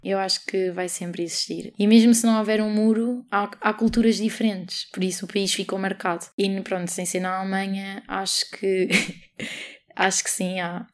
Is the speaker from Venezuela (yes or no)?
no; Portugal; nasci em Portugal